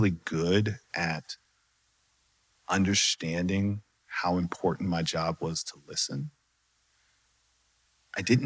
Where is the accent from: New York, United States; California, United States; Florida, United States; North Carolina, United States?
North Carolina, United States; moved away as an adult; also born or lived in Charlotte, North Carolina; now in Dallas, United States; I'm originally from North Carolina, moved to Dallas for the job